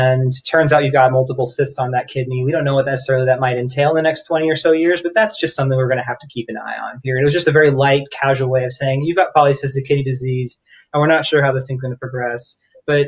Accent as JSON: {"language": "English", "region": "Florida", "country": "United States", "tie": "born or raised there", "also_born_or_lived": "New York", "said": "I was born and raised in Florida"}